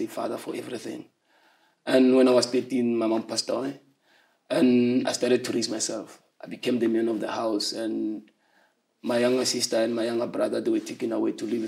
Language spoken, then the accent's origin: English; Soshanguve, Gauteng, South Africa; also born or lived in Harangua; I was born in Harangua, but later moved to Soshanguve when I was 8 years old